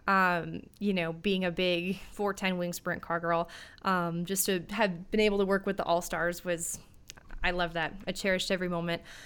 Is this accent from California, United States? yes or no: no; Minneapolis, Minnesota, United States; born or raised there